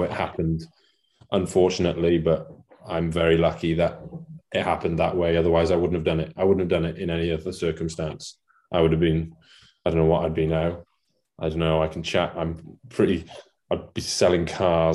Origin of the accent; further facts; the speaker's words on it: Wales, United Kingdom; first language Welsh; English is a second language; Welsh is my first language